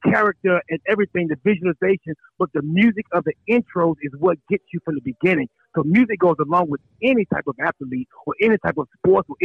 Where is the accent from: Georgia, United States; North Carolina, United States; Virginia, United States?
North Carolina, United States; Charlotte; I'm from North Carolina